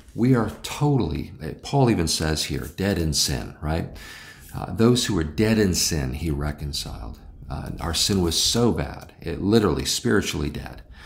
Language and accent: English; United States; I'm an American